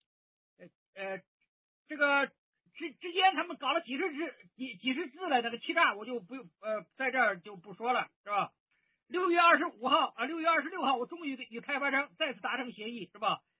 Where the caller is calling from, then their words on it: Zhengzhou, Henan, China; 呃，你好，伟莲，我是郑州的